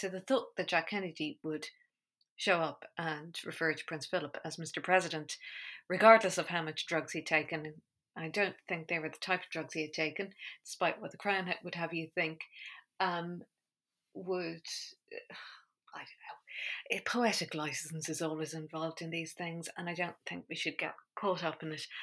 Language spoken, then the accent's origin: English; Ireland; I grew up in Ireland in the 80s